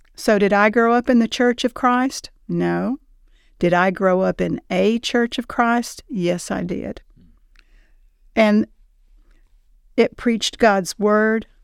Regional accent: Tullahoma, Tennessee, United States; I grew up in Tullahoma. Um, we moved there when I was twelve years old.

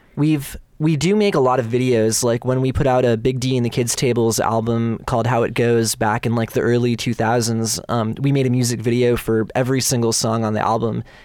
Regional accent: Bay Area, California, United States; I'm born and raised within a hundred miles of here

